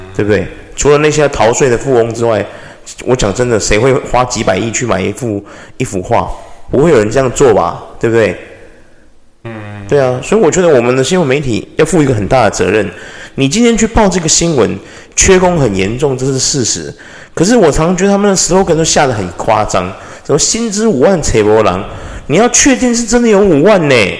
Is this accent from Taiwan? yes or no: yes; Taiwan; 我是一个台湾人啦